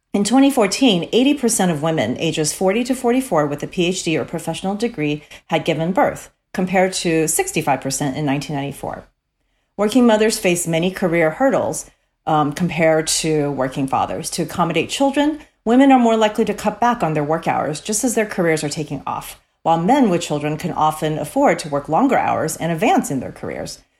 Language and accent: English; Cerritos, California, United States; grew up in Cerritos, California